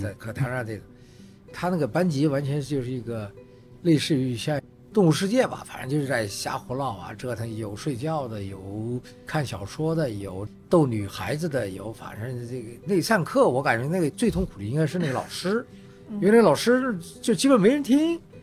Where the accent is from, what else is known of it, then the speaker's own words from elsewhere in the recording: China; 只不过是我们我们中国人比较糙